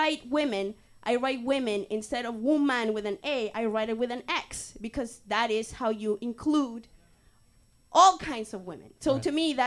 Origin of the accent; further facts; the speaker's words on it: Canada; I'm just sick and tired of being Canadian